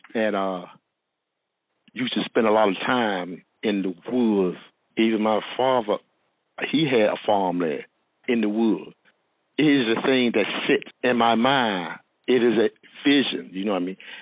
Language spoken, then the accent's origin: English; Martin County, North Carolina, United States; I, am from um, Martin County. Uh, it is a small town of North Carolina